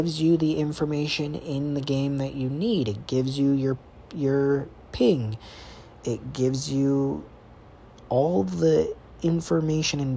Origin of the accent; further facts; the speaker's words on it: United States; I'm from America